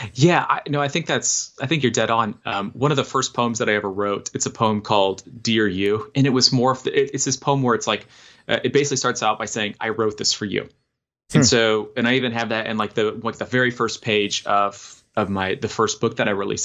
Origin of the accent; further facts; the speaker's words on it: Oviedo, Florida, United States; moved away as an adult; also born or lived in Wisconsin / Texas; now in Nashville, United States; I'm from Orlando. I grew up in a town called Oviedo, which is like like 20 minutes outside